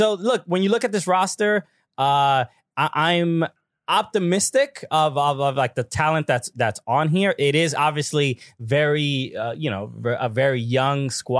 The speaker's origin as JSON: {"language": "English", "region": "New York", "country": "United States", "said": "I'm from New York"}